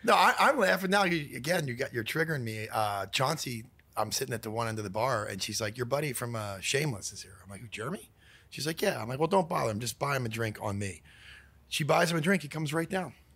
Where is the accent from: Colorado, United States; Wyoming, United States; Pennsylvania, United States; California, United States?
Pennsylvania, United States; Philadelphia; now in Los Angeles, United States; I'm from Philadelphia